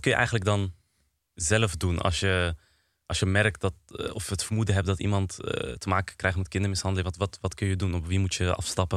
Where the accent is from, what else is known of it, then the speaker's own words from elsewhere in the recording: Apeldoorn, Gelderland, Netherlands; Ik kom uit Apeldoorn